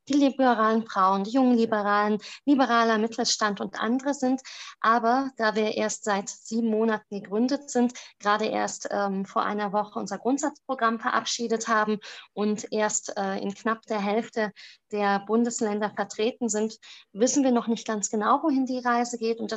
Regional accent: Romania; first language German; now in Germany; Darüber hinaus ähm, ist auch Deutsch meine Muttersprache. Nichtsdestotrotz war es sehr schwer, wenn man einstmalig in diesen rumänischen System, in dem politischen, aber auch in dem ähm, planwirtschaftlichen System aufgewachsen ist wie meine Familie und dann ähm, nach Baden-Württemberg gekommen ist

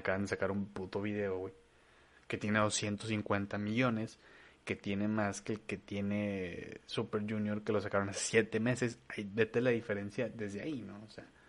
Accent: Torreón, Coahuila, Mexico; ni yo que nací en Torreón pinche, que tengo raíces mexicanas

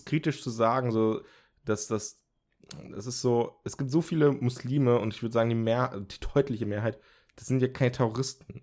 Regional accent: Germany; bei uns in Deutschland

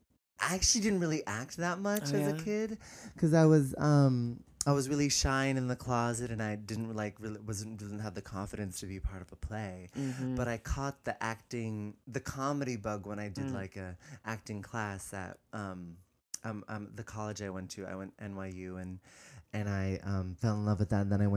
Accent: California, United States; I grew up in the Bay, San Francisco Bay Area.

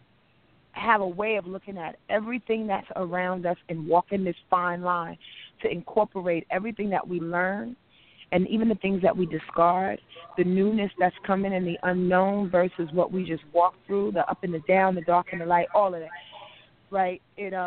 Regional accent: Yonkers, New York, United States; I'm from Yonkers, New York

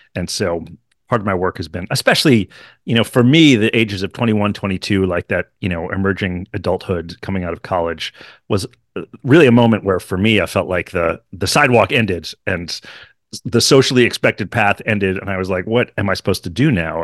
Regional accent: Hartford, Connecticut, United States; I grew up in Hartford, outside of Hartford, Connecticut

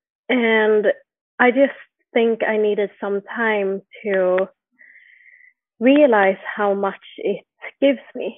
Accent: Jönköping, Jönköping County, Sweden; now in Stockholm, Sweden; I'm born and raised in Sweden, in a city called Jönköping

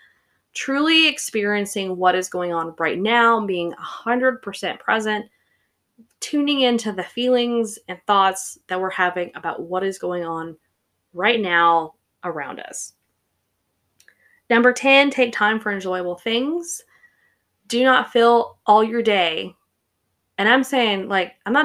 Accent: the South, United States; I grew up in the South.

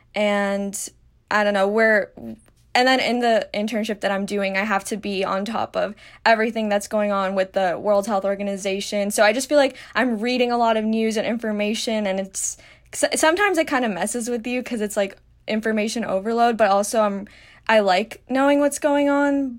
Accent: Miami, Florida, United States; I'm from Miami, Florida

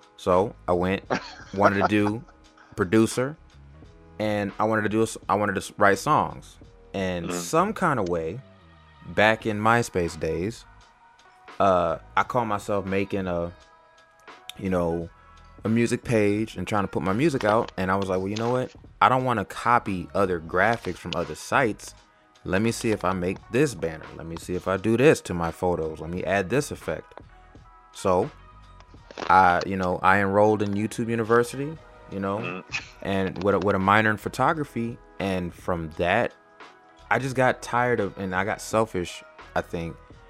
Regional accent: California, United States; now in Atlanta, United States; I'm originally from California, but almost about half my life I spent in Atlanta.

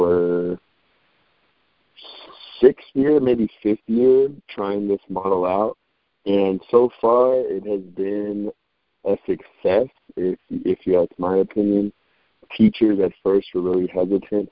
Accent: Aurora, Colorado, United States; also born or lived in Denver, Colorado; by way of Aurora, Colorado. I couldn't be me if I didn't represent the suburb I was from, right outside the city, good old Aurora

